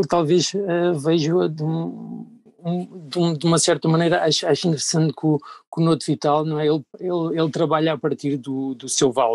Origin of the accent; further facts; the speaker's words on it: Algarve, Portugal; moved away; venho do Algarve